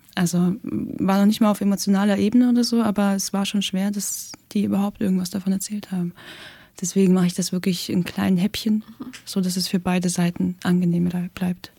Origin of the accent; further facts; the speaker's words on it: Russia; now in Germany; ich komme aus Russland